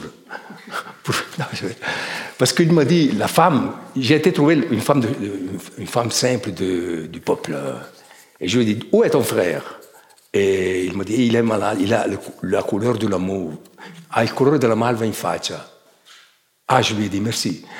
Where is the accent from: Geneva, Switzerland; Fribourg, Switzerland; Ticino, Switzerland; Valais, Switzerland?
Ticino, Switzerland; Chiasso; quand j'étais enfant, j'allais à Ponte Chiasso, qui est un kilomètre de Chiasso